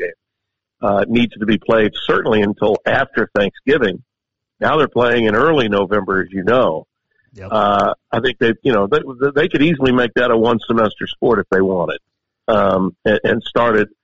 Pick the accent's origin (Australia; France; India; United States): United States; Shreveport, Louisiana; I live in my hometown of Shreveport. I have for 30 years